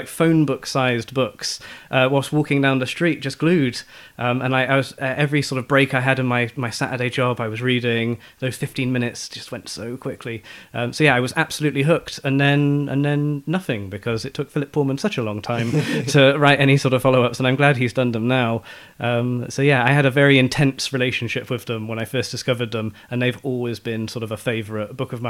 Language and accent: English; Bristol, South West England, United Kingdom; I was doing a summer job in my hometown of Bristol